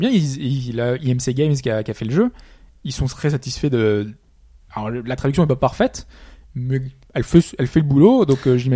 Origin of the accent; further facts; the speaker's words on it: France; On est français, on aime